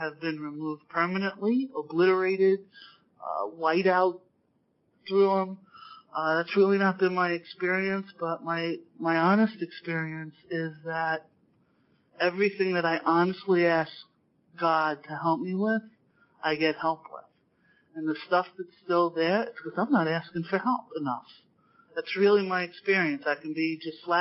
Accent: New York, United States; being a New Yorker

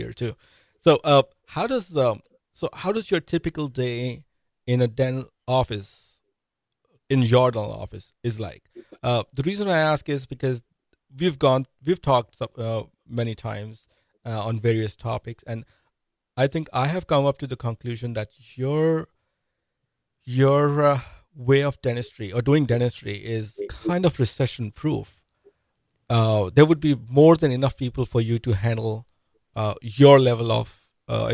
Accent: India; moved away; I'm an immigrant. I'm from India.

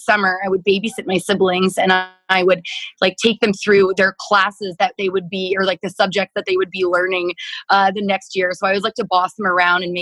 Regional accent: Stonewall, Manitoba, Canada; moved away as an adult; also born or lived in Winnipeg; now in Dallas, United States; I'm from Stonewall, Manitoba. It's probably about maybe 25 kilometers, or I don't know what that is, miles, 18 miles from Winnipeg. So I grew up there

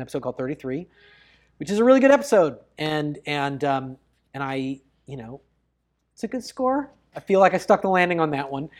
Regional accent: Bellingham, Washington, United States; kept a boat in my hometown

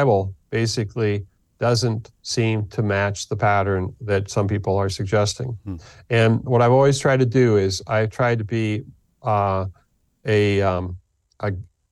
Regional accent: United States; being an American going into the Middle East

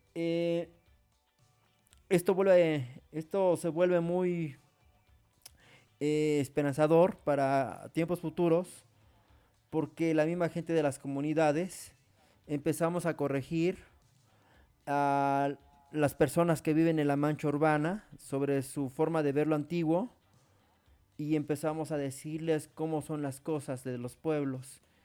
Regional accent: Mexico; en nuestro país

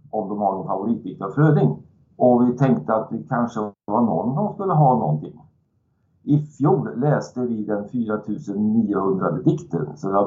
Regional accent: Värmland, Sweden; Ja, jag är en värmlänning. Jag är 74

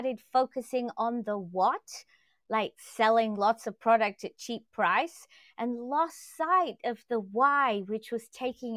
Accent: England, United Kingdom; moved away; I grew up in England and we didn't see AOL

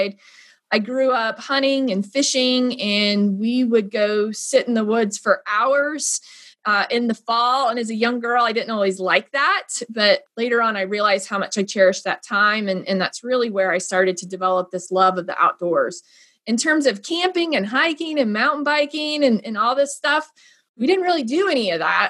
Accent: Northern Indiana, United States; moved away; I'm originally from Northern Indiana. I grew up on a large farm.

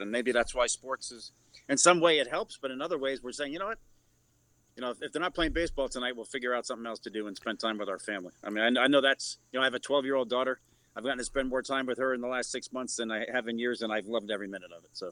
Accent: New York City, New York, United States; I was born in Pelham Bay in the Bronx

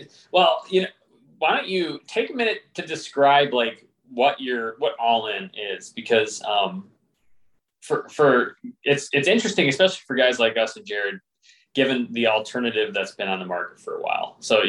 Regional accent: the East, United States; we from the East refer to it as like out West

